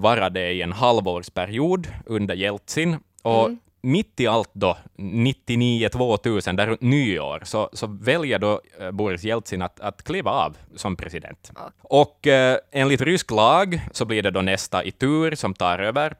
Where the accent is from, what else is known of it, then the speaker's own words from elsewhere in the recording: Finland; oss som finländare